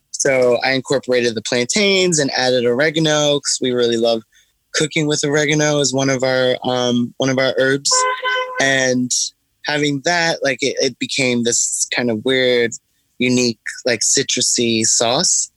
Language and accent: English; New York City, New York, United States; I started um, my company in Bed Stuy, which is where I'm from. Like, I grew up in Brooklyn in the 80s and 90s